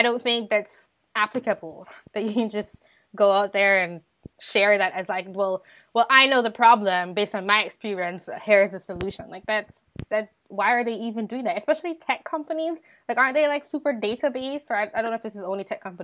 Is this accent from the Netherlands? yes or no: no; Jamaica; growing up in Jamaica